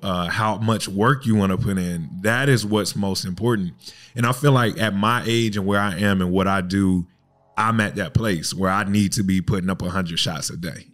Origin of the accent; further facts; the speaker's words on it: Fayetteville, North Carolina, United States; now in Daytona Beach, United States; I live right here in Daytona Beach, but I was born and raised in Fayetteville, North Carolina